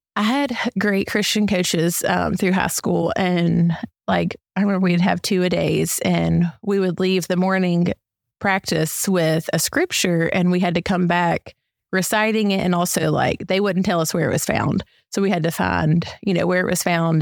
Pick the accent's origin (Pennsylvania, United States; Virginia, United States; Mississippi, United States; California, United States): Mississippi, United States; Columbus; I grew up, born and raised in Columbus, Mississippi